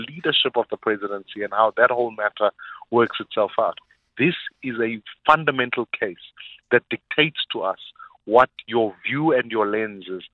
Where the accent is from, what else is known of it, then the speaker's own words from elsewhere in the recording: South Africa; as a South African